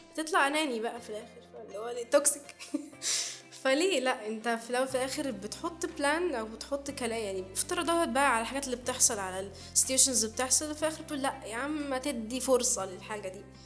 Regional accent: Egypt; احنا مصريين

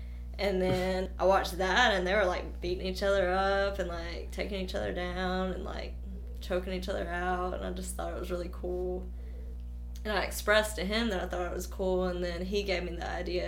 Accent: Winfield, Alabama, United States; also born or lived in Millport, United States; I'm kind of moved around a lot, but I'm originally from Winfield, Alabama, just an hour from here.

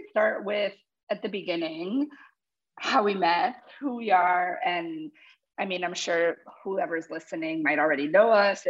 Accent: Bridgewater, New Jersey, United States; moved away as an adult; also born or lived in Pennsylvania; now in Wellington, United States; I'm from Bridgewater, New Jersey. That's where I grew up. My family's from Paraguay, currently in Wellington, Florida. We just moved here in December.

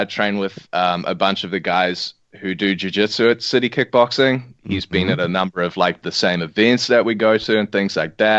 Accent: New Zealand; also born or lived in South Africa; I'm South African, New Zealander

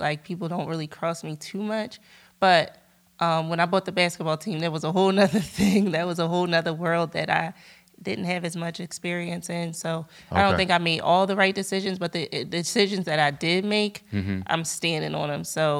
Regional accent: Montbrison, Auvergne-Rhône-Alpes, France; born there; That's how I was born in France, because he was playing overseas.

